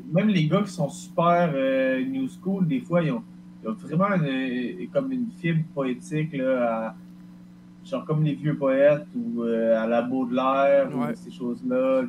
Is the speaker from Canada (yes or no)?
yes; Quebec, Canada